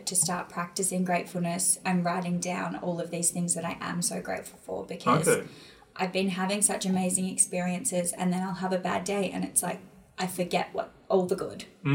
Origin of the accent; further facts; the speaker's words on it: Australia; now in London, United Kingdom; so I'm from Australia, but I live in London